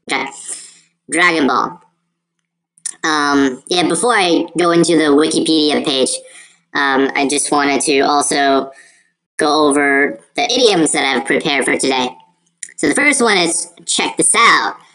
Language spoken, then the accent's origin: English; China; Of course, that's from my home country, so I totally understand um, the references there. Journeys to the West. That's something that uh, we Chinese people really take it.